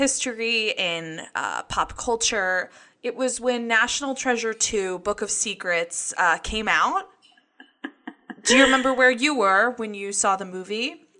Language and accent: English; Chapel Hill, North Carolina, United States; I'm from Chapel Hill, which is right next to Raleigh.